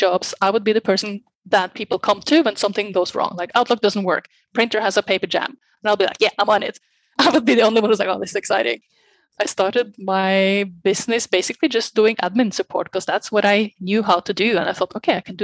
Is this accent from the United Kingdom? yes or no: no; Norway; moved away as an adult; now in Barcelona, Spain; originally I'm from Norway. Been living in many different countries the last years, but I've been the last 12, I think, in Barcelona, in Spain.